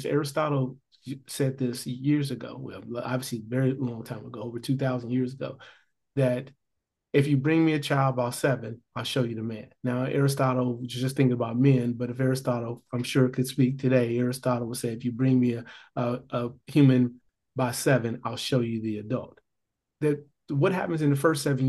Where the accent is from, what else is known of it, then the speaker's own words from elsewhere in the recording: Gary, Indiana, United States; I grew up in Gary, Indiana.